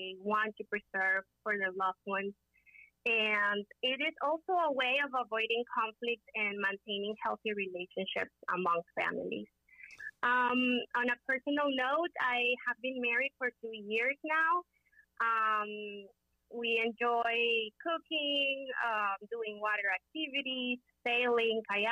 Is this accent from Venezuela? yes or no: yes; Caracas, Capital District, Venezuela; moved away as an adult; also born or lived in Miami, United States; now in United States; I am originally from Caracas, Venezuela. I first became an attorney over there in Venezuela.